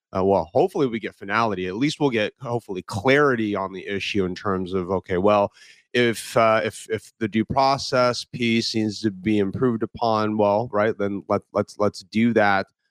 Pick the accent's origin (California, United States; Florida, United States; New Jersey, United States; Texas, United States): California, United States; I was born in California